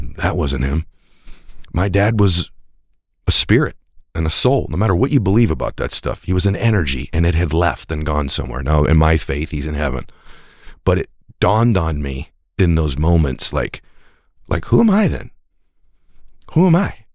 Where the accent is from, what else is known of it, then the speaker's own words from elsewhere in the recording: New England, United States; I'm from New England as well